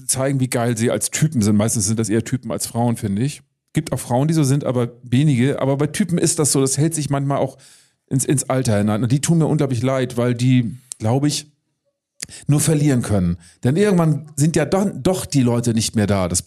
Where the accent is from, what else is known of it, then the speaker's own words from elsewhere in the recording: Baltic coast, Germany; Ich muss dann doch an die Ostsee zurückkehren, die, auf die Scholle, wo ich herkomme.